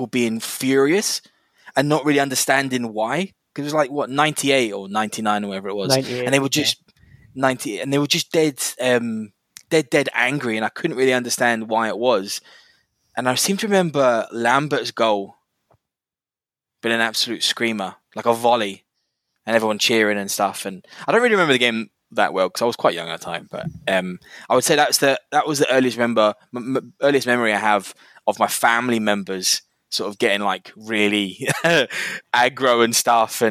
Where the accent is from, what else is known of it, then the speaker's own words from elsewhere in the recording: England, United Kingdom; moved away; growing up in England